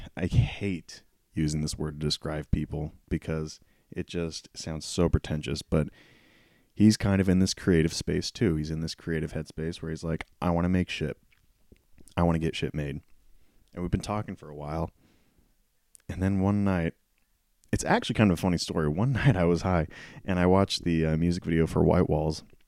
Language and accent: English; Prather, California, United States; I've lived in this town, my hometown, for so long. To give you an idea, I live in, uh, a town, close to a town called Prather, and it's about, ooh, forty-five minutes to an hour away from Fresno